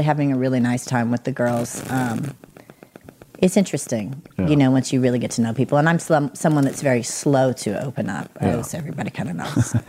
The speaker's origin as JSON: {"language": "English", "region": "the South", "country": "United States", "said": "We're from the South."}